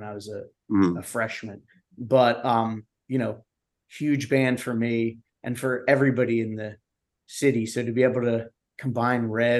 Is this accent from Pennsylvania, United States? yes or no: yes; Hatboro, Pennsylvania, United States; I grew up in Hatboro.